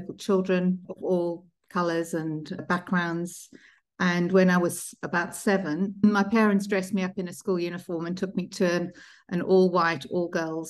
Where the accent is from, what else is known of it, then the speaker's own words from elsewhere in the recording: South Africa; also born or lived in Zimbabwe / United Kingdom; So I was born in Zimbabwe and lived in South Africa for a large part of my childhood. I sort of split my childhood between the UK and South Africa.